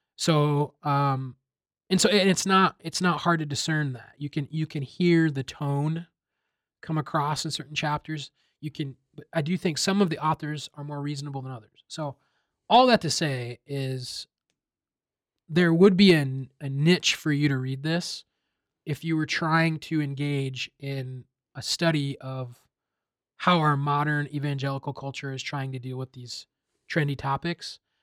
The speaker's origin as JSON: {"language": "English", "region": "Iowa", "country": "United States", "tie": "born or raised there", "said": "I grew up in Iowa, predominantly white Iowa"}